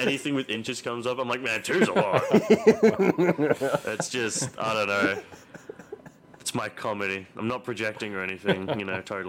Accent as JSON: {"language": "English", "country": "Australia", "said": "I'm just some wacky Australian guy."}